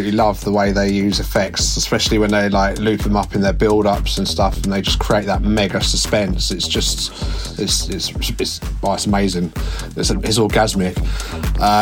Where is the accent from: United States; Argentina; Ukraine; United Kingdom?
United Kingdom; Hove, South East England; I'm from Brighton, well, Hove actually, in England.